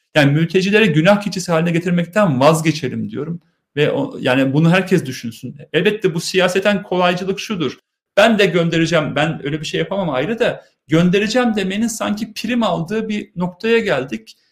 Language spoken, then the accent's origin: Turkish; Turkey; Ben Ermeniyim, Hristiyanım, benim kimliğim onurum. Aynı zamanda Türkiye Cumhuriyeti vatandaşıyım.